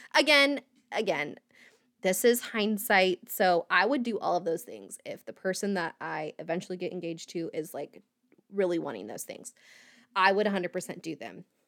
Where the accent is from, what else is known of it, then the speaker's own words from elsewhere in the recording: right outside of Indianapolis, United States; I grew up in Indiana, um, right outside of Indianapolis